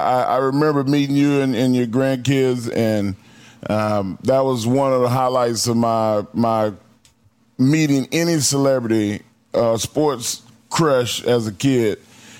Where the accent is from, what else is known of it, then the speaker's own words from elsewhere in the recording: Silsbee, Texas, United States; I'm from Silsby.